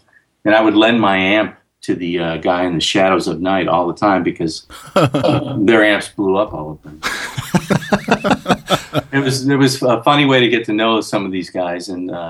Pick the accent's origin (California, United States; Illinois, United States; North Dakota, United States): Illinois, United States; Chicago; moved away as an adult; also born or lived in Los Angeles; I grew up in Chicago, and there were a million guitar players in Chicago.